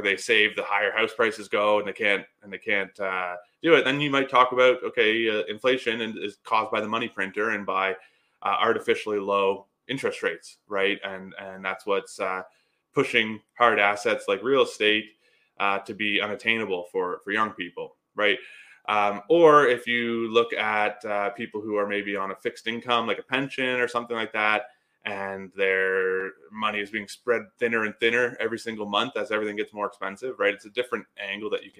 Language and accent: English; Canada